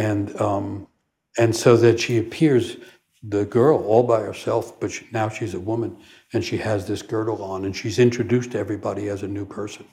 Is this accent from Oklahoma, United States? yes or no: no; New York City, New York, United States; forlorn kid growing up in New York City